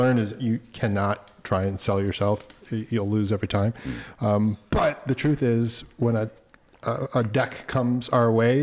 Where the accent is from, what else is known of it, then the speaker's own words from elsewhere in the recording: Rochester, New York, United States; now in Los Angeles, United States; I'm from Rochester, New York